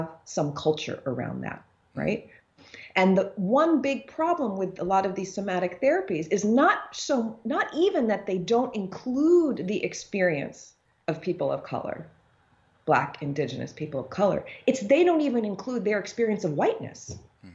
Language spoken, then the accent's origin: English; United States; I have an African father, but I grew up in the United States